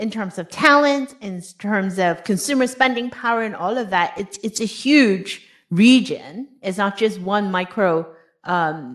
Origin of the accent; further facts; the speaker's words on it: Hong Kong; moved away; I was born and raised in Hong Kong